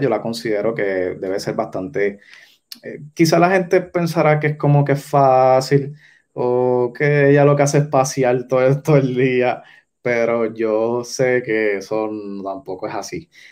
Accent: Yauco, Puerto Rico; yo soy de Yauco, pues yo conozco más el oeste

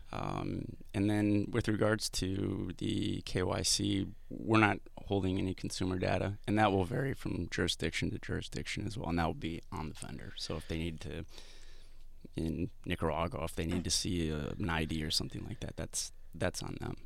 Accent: Madison, Wisconsin, United States; moved away; I'm from the Midwest originally

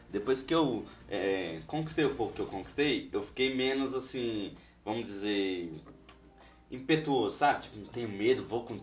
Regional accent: Minas Gerais, Brazil; now in Foz do Iguaçu, Brazil; Quando eu vim de Minas pra, Foz do Iguaçu, cara, se vocês ainda não conhecem a minha história

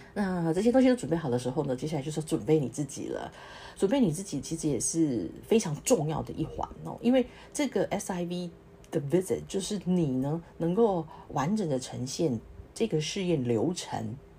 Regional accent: Taiwan; moved away as an adult; now in Singapore; 我从台湾来的

